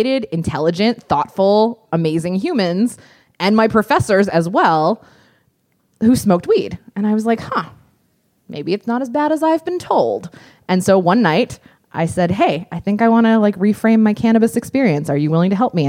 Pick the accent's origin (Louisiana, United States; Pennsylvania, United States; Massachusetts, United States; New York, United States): Pennsylvania, United States; I grew up in Pennsylvania